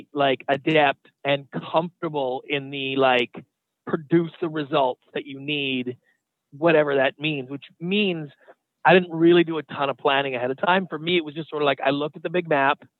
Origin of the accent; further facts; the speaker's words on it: Canada; moved away as an adult; now in United States; I was born and raised in Canada. I moved down to the United States about 20 years ago.